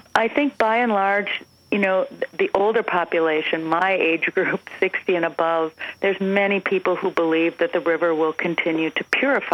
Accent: Minnesota, United States; you and I come from Minnesota

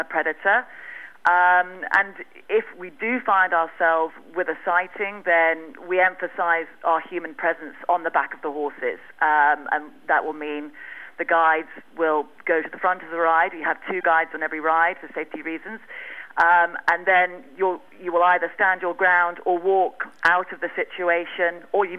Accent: Winchester, South East England, United Kingdom; now in Botswana; Originally from the UK, Hampshire, Winchester Cathedral

